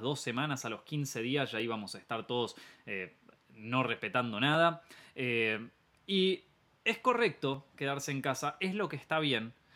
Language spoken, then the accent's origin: Spanish; Argentina; Argentina, el país donde yo nací, el país en donde estoy viviendo actualmente